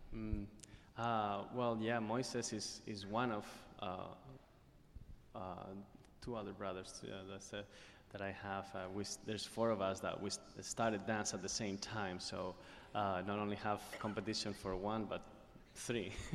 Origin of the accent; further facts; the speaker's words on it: Spain; moved away; my time in growing up in Spain